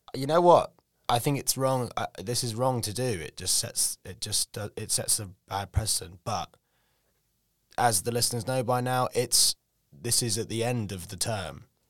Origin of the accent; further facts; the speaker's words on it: England, United Kingdom; we're English